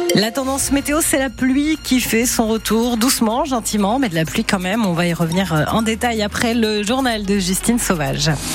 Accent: Brittany, France; chez nous en Bretagne

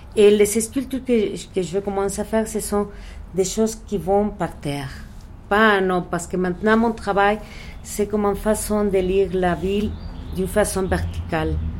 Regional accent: Mexico City, Mexico; French is a second language; je suis née ici au Mexique

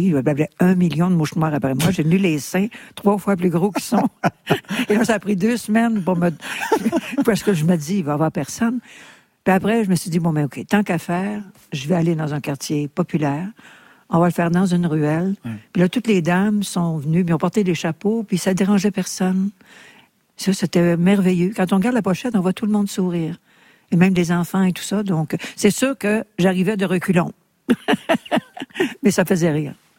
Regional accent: Quebec, Canada

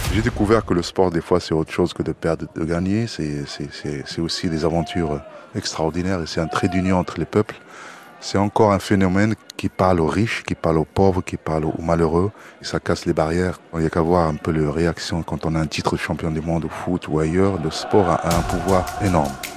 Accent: Morocco; je suis né au Maroc

